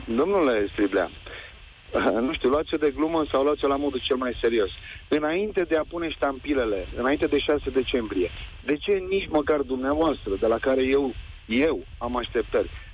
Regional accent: Romania; eu sunt român, provin din familie și din neam de români

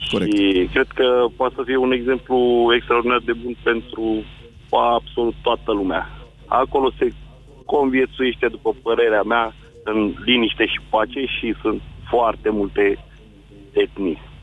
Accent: Tulcea, Tulcea County, Romania; now in Constanța, Romania; m-am născut în Tulcea și trăiesc în Constanța

